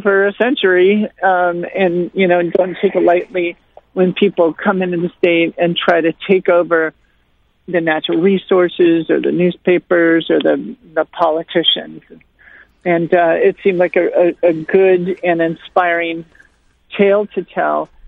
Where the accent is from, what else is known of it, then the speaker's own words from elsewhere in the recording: Montana, United States; my home state of Montana